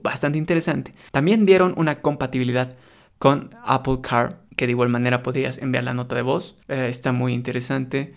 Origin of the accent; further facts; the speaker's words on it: Bolivia; en mi país donde yo vivo, acá en Bolivia